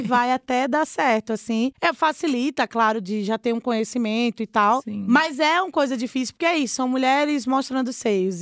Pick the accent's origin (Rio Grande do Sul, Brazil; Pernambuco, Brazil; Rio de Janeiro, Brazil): Pernambuco, Brazil; Recife; moved away as an adult; also born or lived in Olinda, Pernambuco; now in São Paulo, Brazil; eu sou de Recife, nasci em Recife, mas eu morei 10 anos em Olinda no sítio histórico